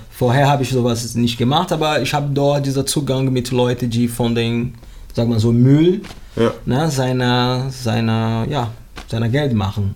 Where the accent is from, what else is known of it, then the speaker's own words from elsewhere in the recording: Rio de Janeiro, Brazil; German is a second language; moved away as an adult; also born or lived in Vietnam; now in Bremen, Germany; ich wohne in Bremen seit 2003. Ursprünglich komme ich aus Brasilien, Rio de Janeiro